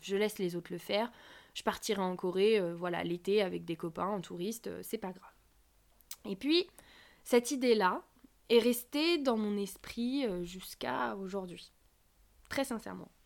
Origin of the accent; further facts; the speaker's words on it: France; Je suis française, coréanophone